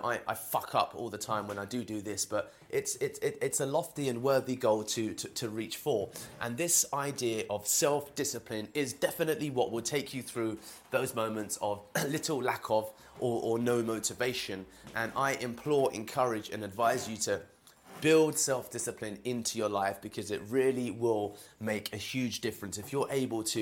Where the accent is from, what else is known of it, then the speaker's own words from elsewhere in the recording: London, United Kingdom; I'm from London, as you can hear from my accent.